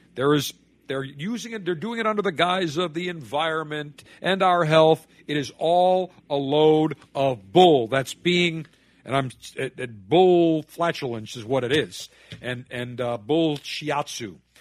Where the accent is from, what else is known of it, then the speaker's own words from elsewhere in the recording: Buffalo, New York, United States; Buffalo, my hometown